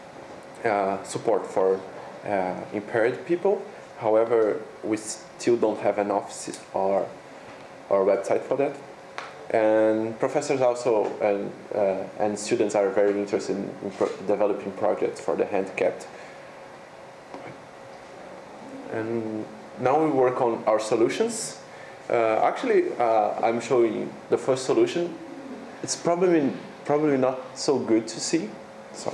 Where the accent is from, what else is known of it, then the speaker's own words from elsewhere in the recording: São Paulo, Brazil; moved away as an adult; also born or lived in Sapporo, Japan; now in Japan; I come from University of São Paulo